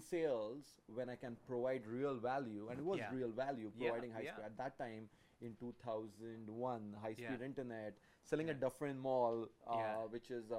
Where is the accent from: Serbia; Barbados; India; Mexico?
India; also born or lived in London, Ontario, Canada; now in Canada; I'm Indian